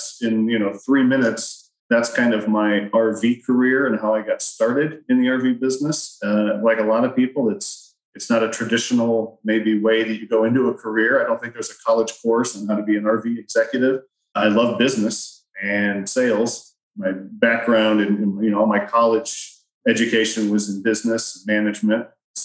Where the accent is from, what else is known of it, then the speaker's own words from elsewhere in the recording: Riverside, California, United States; moved away as an adult; also born or lived in Iowa; I grew up in Southern California and in the Riverside area